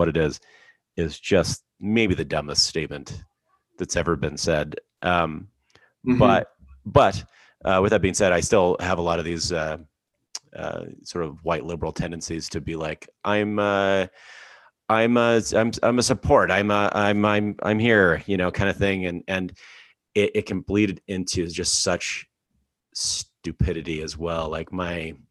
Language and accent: English; Alberta, Canada; I grew up in Alberta